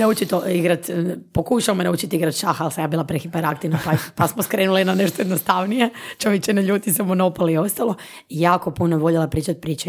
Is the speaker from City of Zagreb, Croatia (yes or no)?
no; Istria County, Croatia; moved away as an adult; now in Zagreb, Croatia; Ja sam rođena Istrijanka, inače pa je to ili Istranka, ako ćemo pravilno na ono, Uh, e, ja sam došla u Zagreb s 18 godina ovdje na fakultet